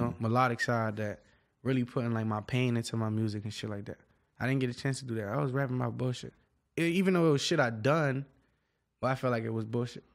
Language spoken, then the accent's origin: English; Miami, Florida, United States; I'm from Dade County